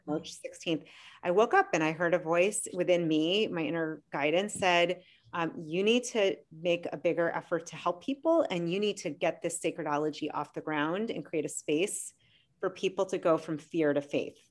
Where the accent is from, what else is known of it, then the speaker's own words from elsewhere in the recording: Boston, Massachusetts, United States; moved away; I'm from Boston